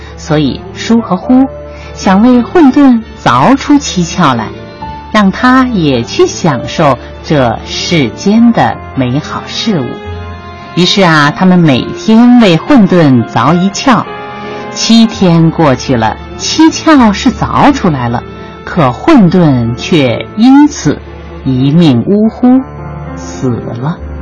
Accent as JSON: {"language": "Chinese", "country": "China", "said": "为什么我们中国人不是外国人的那种样子"}